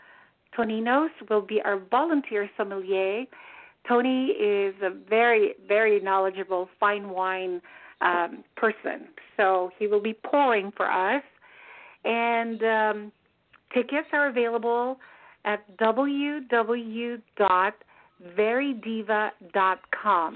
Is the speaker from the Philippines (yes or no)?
yes; Philippines; moved away as an adult; also born or lived in Manila; I am a Filipina. I came here after a wonderful career in Manila.